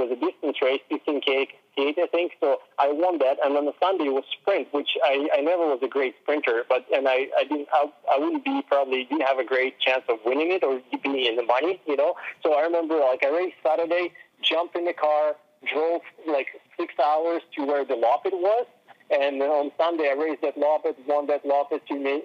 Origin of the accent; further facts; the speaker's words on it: Russia; moved away; I was from Russia